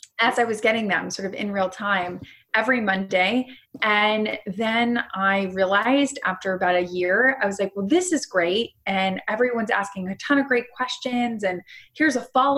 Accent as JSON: {"language": "English", "region": "South Florida", "country": "United States", "tie": "born or raised there", "said": "I grew up in South Florida"}